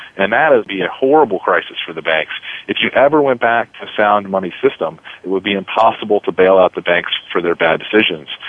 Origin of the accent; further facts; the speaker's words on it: United States; as an American